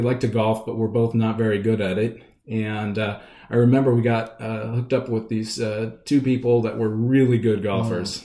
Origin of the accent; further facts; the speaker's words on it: Redmond, Washington, United States; also born or lived in Southern California; I grew up in Redmond, Washington.